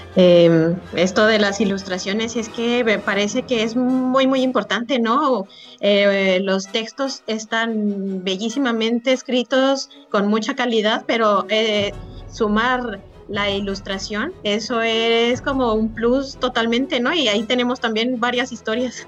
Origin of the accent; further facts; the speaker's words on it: Mexico; nosotros como mexicanos